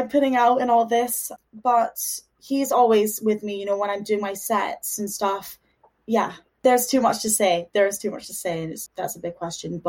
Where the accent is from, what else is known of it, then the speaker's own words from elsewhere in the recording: Dundee, Scotland, United Kingdom; moved away as an adult; also born or lived in Houston, Texas, United States / Liverpool, United Kingdom; now in London, United Kingdom; moved to Scotland when I was 6, I think. And yeah, been in Dundee ever since